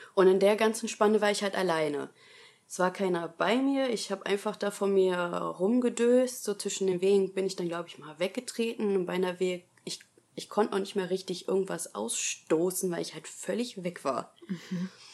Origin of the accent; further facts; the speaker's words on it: Essen, North Rhine-Westphalia, Germany; ich bin 26 Jahre alt, ich komme aus Essen